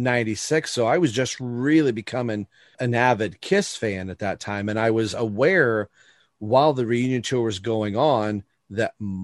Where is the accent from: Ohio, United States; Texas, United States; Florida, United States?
Ohio, United States; my home state, Cincinnati, Ohio